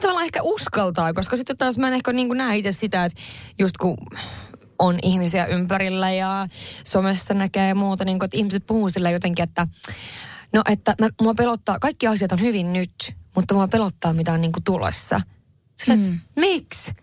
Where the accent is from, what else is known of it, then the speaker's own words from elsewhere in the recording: northern Finland, Finland; olen kotoisin pohjoisesta